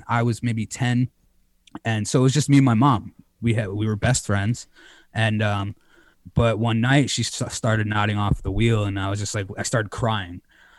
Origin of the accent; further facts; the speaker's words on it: Connecticut, United States; moved away; now I'm in my hometown of Connecticut hanging with my mother for a couple of weeks.